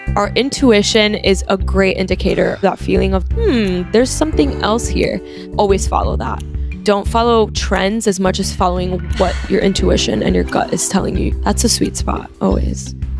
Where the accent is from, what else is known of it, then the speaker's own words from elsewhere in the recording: Miami, Florida, United States; now in New York, United States; I was born here and then I moved when I was five, so I was raised in Miami.